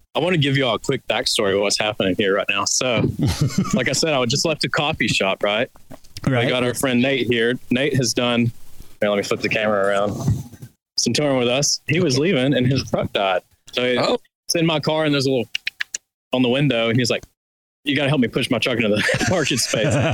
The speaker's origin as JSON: {"language": "English", "town": "Birmingham", "region": "Alabama", "country": "United States", "said": "I'm from Birmingham"}